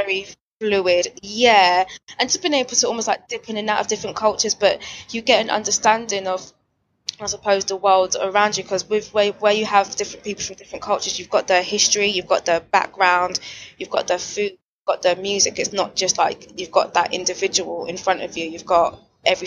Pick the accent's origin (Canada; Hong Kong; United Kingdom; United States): United Kingdom; London; I was born and raised here in London